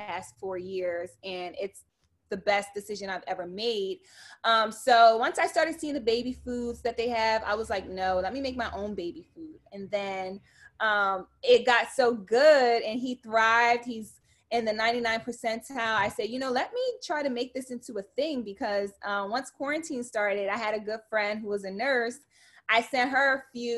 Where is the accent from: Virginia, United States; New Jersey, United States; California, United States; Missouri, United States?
New Jersey, United States; Camden; I'm from Camden, New Jersey. Born and raised